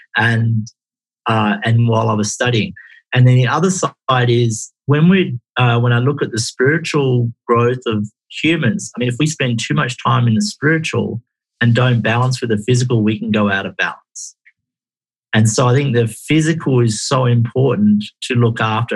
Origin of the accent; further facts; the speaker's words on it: Perth, Western Australia, Australia; also born or lived in Exmouth, Western Australia; I was born in Perth, Australia